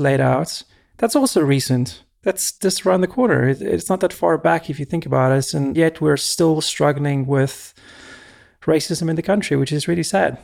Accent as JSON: {"language": "English", "country": "South Africa", "tie": "born or raised there", "moved": "as an adult", "lives_now": "United States", "said": "I was born and raised in South Africa"}